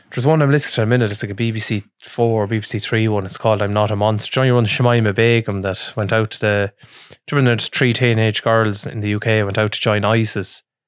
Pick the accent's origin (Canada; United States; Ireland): Ireland; we're Irish